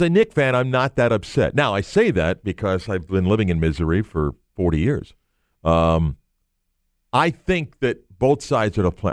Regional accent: New York, United States; a New Yorker

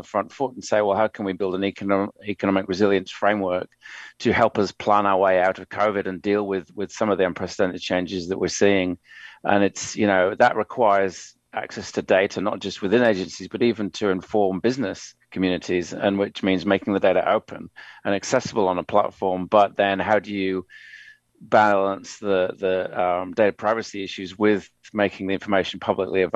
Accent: New South Wales, Australia; New South Wales, which is my home state

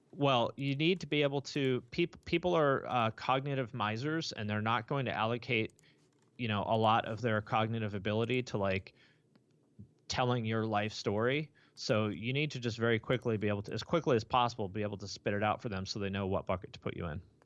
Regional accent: Bellingham, Washington, United States; was born in Bellingham, Washington, which is right near the Canadian border

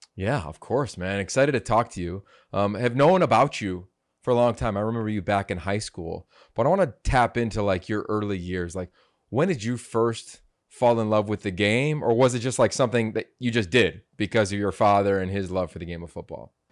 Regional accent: Pennsylvania, United States; I grew up in Pennsylvania

